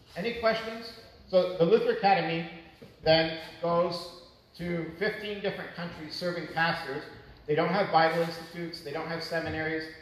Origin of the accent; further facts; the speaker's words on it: Canada; moved away as an adult; also born or lived in Maracay, Venezuela; being Canadian, I didn't know a lick of Spanish. They teach us French in Canada